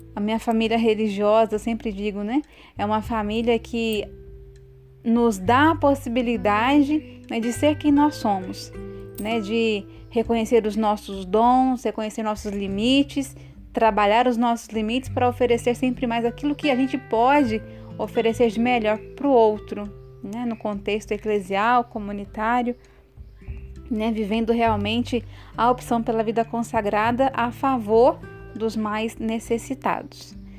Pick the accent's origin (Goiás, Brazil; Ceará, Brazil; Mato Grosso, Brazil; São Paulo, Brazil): Mato Grosso, Brazil; Mirassol d'Oeste; moved away as an adult; now in Campo Belo, Brazil; sou natural de Mato Grosso, Mirassol do Oeste e atualmente estou morando em Campo Belo